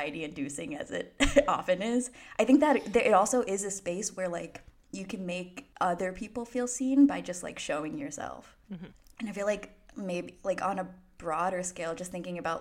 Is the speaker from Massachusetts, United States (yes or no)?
yes; Boston, Massachusetts, United States; I'm from Boston